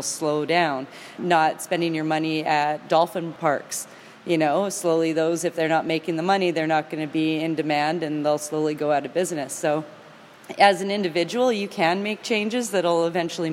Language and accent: English; Canada; also born or lived in Vancouver area / Campbell River, British Columbia; I'm always proud to travel as a Canadian